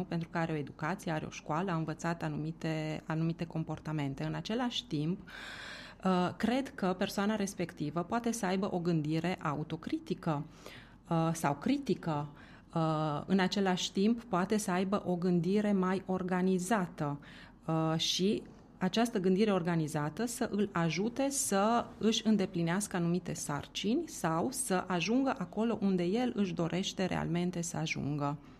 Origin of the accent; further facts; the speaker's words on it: Romania; moved away as an adult; also born or lived in Italy; eu eram o persoană din România, din estul Europei